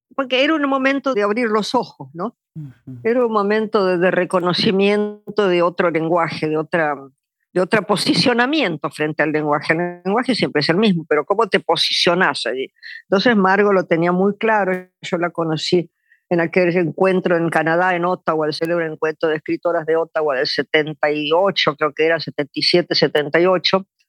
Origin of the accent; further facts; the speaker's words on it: Argentina; also born or lived in New York; me volví a la Argentina, pero ya en el 89